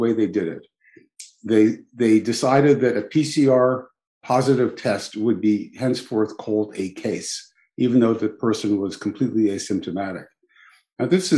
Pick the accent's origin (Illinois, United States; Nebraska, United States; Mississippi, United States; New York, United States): New York, United States; New York City; also born or lived in Belgium / Philadelphia; I'm born and raised in New York City